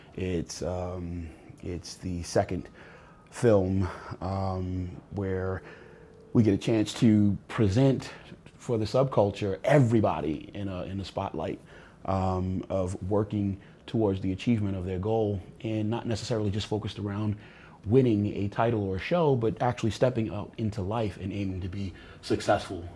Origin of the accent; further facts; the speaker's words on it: New York City, New York, United States; moved away; I was born in Brooklyn